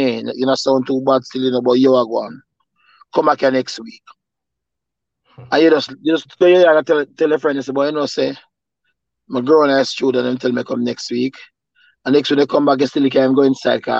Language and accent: English; Jamaica; Growing up in Jamaica